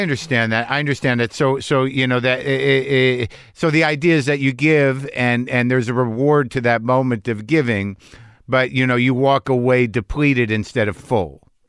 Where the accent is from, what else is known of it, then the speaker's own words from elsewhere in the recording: New Mexico, United States; I was brought up conservative Jew in New Mexico.